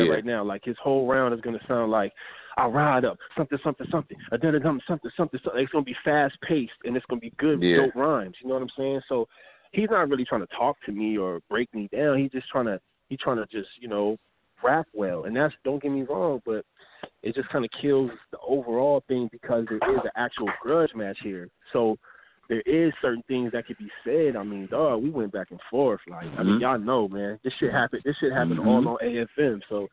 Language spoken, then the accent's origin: English; Los Angeles, California, United States; I'm not from L.A. I'm from Pacoima